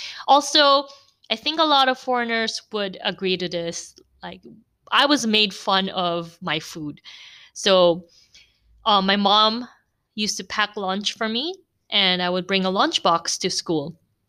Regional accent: Cebu, Central Visayas, Philippines; I'm a Korean by race, but I grew up in the Philippines and I've lived there for about approximately 20 years, or actually more.

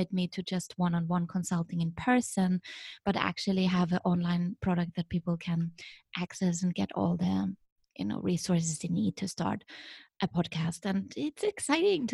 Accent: Vienna, Austria; moved away as an adult; also born or lived in Shanghai, China; now in Beijing, China; what defines me is where I'm from, you know, where I grew up. So I'm from Vienna originally

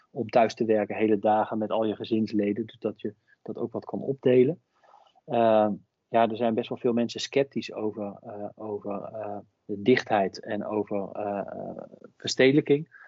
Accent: Hengelo, Overijssel, Netherlands; Ja, nou, dus ik ben bijvoorbeeld zelf opgegroeid in Hengelo. En dat is wel misschien een mooi voorbeeld.

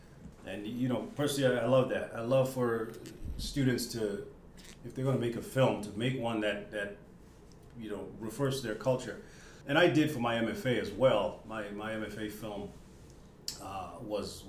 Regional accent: Botswana; I'm from Botswana, as you said, and I grew up on American TV

